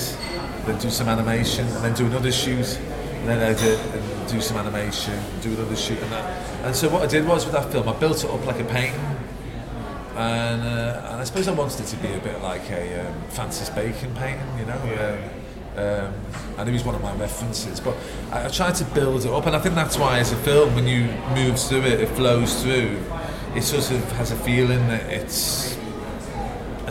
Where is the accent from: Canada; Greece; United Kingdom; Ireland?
United Kingdom; Liverpool, North West England; where I grew up in Liverpool